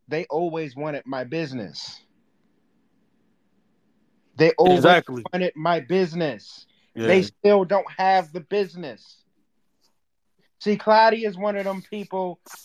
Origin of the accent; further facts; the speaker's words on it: Minnesota, United States; I'm from Minnesota